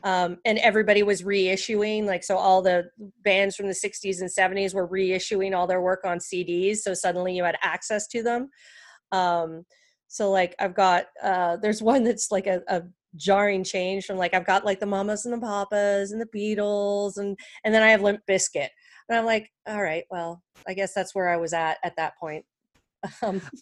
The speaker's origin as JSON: {"language": "English", "country": "Canada", "moved": "yes", "said": "I'm also from Canada originally."}